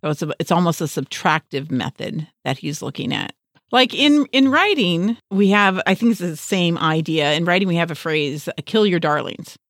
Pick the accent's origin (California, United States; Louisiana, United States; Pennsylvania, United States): California, United States; Los Angeles; we both, uh, were raised in West Los Angeles